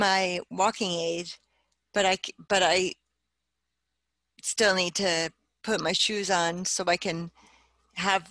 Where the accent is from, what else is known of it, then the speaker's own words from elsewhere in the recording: New Jersey, United States; also born or lived in Bronx, New York; I grew up in New Jersey, I was born in the Bronx, raised in New Jersey